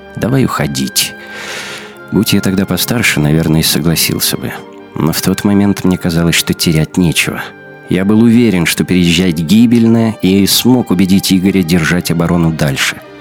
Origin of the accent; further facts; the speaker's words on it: Magadan, Magadan Oblast, Russia; moved away as an adult; also born or lived in Kyiv, Ukraine; now in Moscow, Russia; детство и юность провел в Магадане.